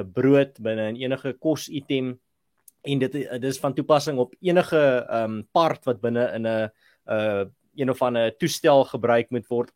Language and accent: Afrikaans; Malmesbury, Western Cape, South Africa; moved away; ek het mos daar in Mamesbury groot geword daar in die Swartland